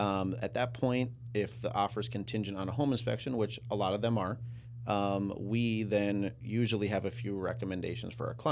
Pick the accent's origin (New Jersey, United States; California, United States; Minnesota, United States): Minnesota, United States; Maple Grove; So my childhood, I grew up in Maple Grove on Boundary Creek Terrace